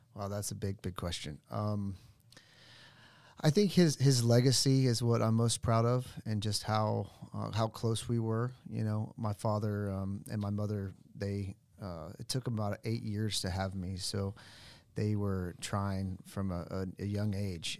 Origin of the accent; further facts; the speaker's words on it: Sand Springs, Oklahoma, United States; I grew up in Sand Springs.